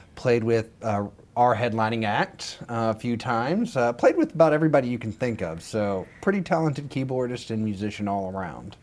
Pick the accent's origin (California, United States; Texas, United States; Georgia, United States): Texas, United States; Dumas; moved away as an adult; also born or lived in Wichita Falls, Texas; now in Austin, United States; Born and raised in Dumas, Texas, Panhandle.